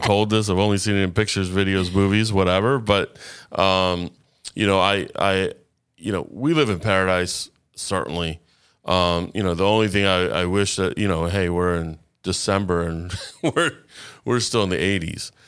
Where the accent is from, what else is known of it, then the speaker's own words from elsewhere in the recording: Boca Raton, Florida, United States; not only am I a native Floridian, I've been in Boca since four years old.